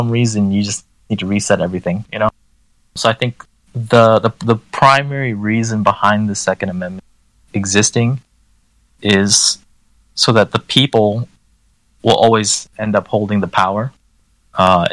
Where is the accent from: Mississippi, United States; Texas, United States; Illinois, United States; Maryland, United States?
Maryland, United States; D.C., Maryland side of Washington, United States; moved away; I grew up in a restrictive state